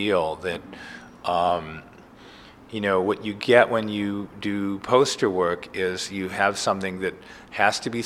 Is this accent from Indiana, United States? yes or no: no; Cleveland, Ohio, United States; now in New York, United States; When I first came to New York, I grew up in Cleveland.